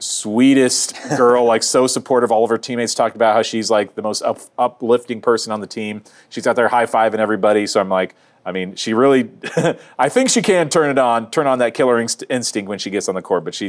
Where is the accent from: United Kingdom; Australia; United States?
United States; Iowa; Even though I grew up in Iowa